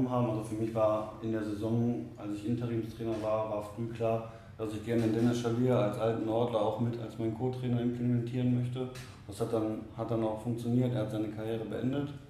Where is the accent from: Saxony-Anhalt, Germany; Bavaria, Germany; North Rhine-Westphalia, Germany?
North Rhine-Westphalia, Germany; Oberhausen; born there; Ich bin gebürtiger Oberhausener, 33 Jahre alt